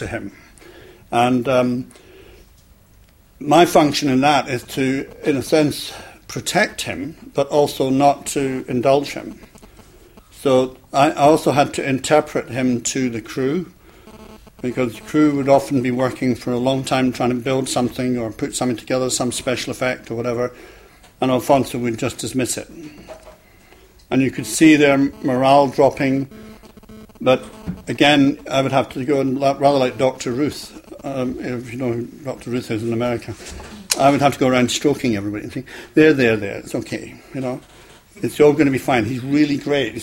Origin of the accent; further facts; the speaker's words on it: Scotland, United Kingdom; moved away as an adult; also born or lived in London; I came down from Scotland